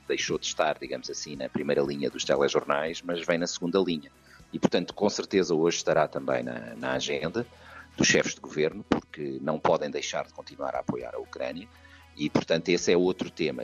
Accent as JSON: {"language": "Portuguese", "country": "Portugal", "moved": "yes", "lives_now": "Brussels, Belgium", "said": "somos portugueses"}